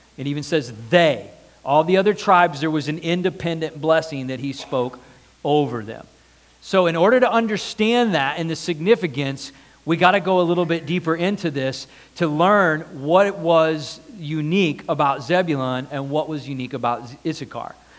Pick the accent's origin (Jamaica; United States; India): United States; I'm American.